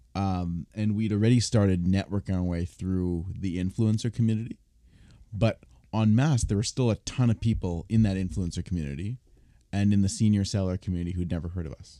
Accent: Toronto, Ontario, Canada; I was, I was born and raised here, but the child of immigrants

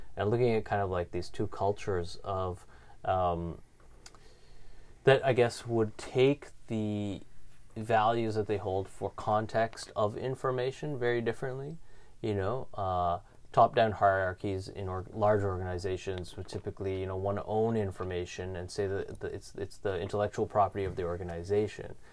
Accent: Canada; being Canadian

